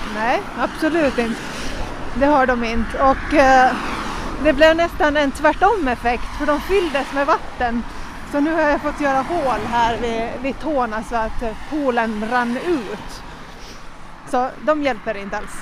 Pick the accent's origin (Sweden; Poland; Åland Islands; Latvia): Åland Islands; Jomala; Jag är från Åland, från Jomala